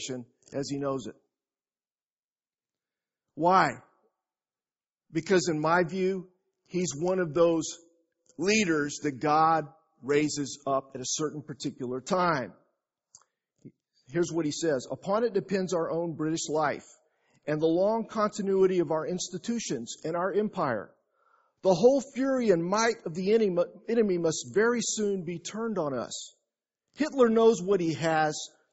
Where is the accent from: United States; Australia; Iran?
United States; San Antonio, Texas; I'm from San Antonio.